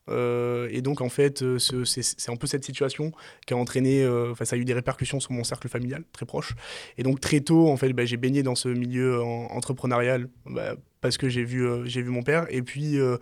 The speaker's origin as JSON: {"language": "French", "town": "Marseille", "region": "Provence-Alpes-Côte d'Azur", "country": "France", "tie": "born or raised there", "moved": "as an adult", "said": "moi je suis né à Marseille, je suis originaire de Marseille, j'ai pas bougé jusqu'à mes 20 ans de Marseille"}